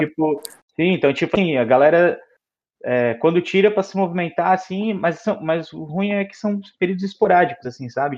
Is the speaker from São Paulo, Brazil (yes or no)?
no; Blumenau, Santa Catarina, Brazil; como a gente é de Blumenau